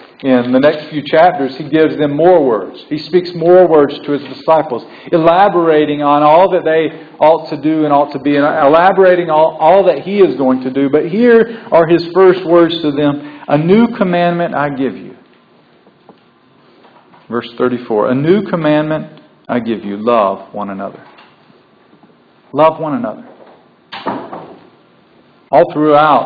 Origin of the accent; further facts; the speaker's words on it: the South, United States; I'm a southern boy born and bred in the South